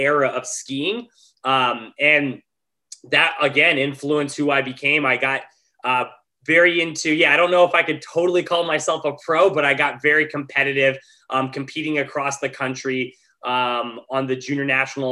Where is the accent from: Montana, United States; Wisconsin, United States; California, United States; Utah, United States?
Montana, United States; moved away as an adult; now in Los Angeles, United States; I grew up in Montana.